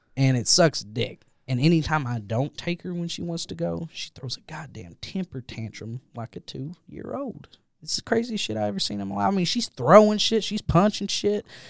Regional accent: Jackson, Kentucky, United States; my hometown of Jackson, Kentucky

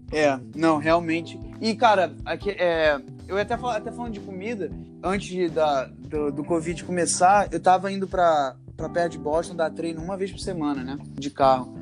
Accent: Rio de Janeiro, Brazil; moved away as an adult; also born or lived in Iowa, United States; now in Massachusetts, United States; eu nasci aqui, mas cresci no, no, no Rio

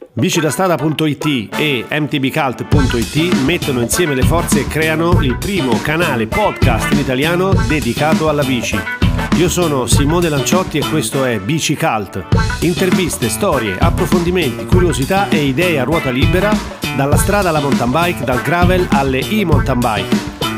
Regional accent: Emilia-Romagna, Italy; Da buon romagnolo

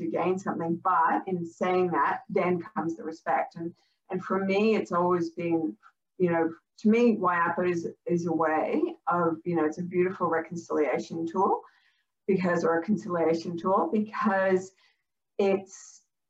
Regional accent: Canada; now in Australia; I grew up in Canada.

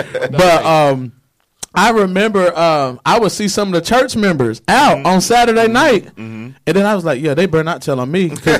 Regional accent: Nashville, Tennessee, United States; now in Pensacola, United States; I'm from Nashville, Tennessee

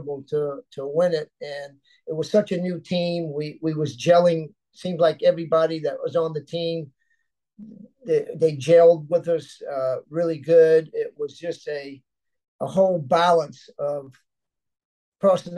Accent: Miami, Florida, United States; my hometown

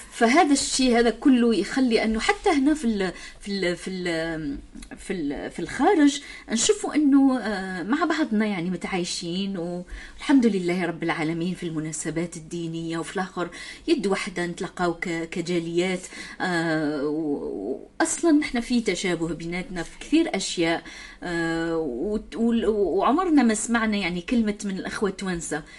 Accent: Algeria; إحنا عندنا في الجزائر. في الجزائر عندنا

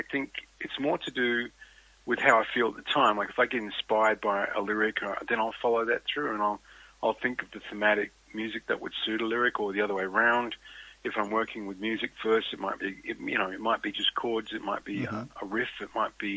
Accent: Australia; as an Australian

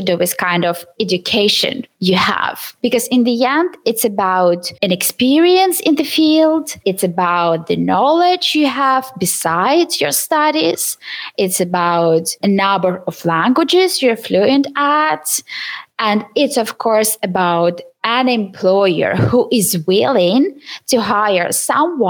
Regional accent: Ukraine; English is a second language; moved away as an adult; now in Sweden; I am from Ukraine, and I studied in English

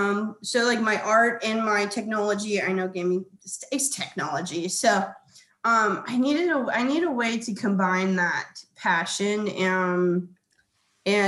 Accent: Hawaii, United States; moved away; also born or lived in California; I am originally from Hawaii

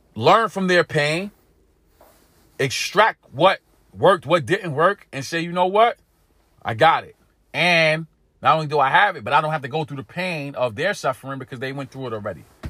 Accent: New York City, New York, United States; Growing up in East New York, Brooklyn, growing up in pink houses, growing up in an inner city community here in America

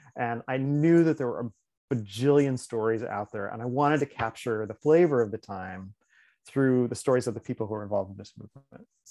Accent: northern Indiana, United States; moved away; also born or lived in San Francisco / Seattle; I grew up in Indiana

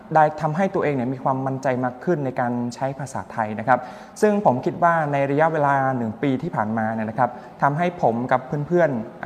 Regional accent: Cambodia; Thai is a second language; moved away as an adult; now in Thailand; ผมที่เป็นชาวกัมพูชา

